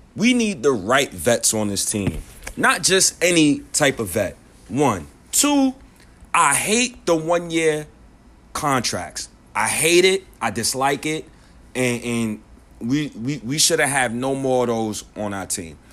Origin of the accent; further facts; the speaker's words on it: New York, United States; accent: New York; my New York accent